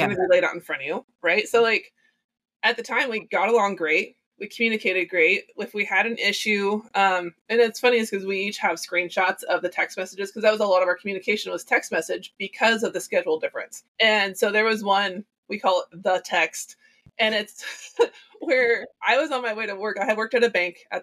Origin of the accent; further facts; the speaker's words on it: Lebanon, Oregon, United States; moved away as an adult; also born or lived in Texas / Kennewick, Washington; I'm from Oregon, and I moved to Texas. Yes. Grew up in Lebanon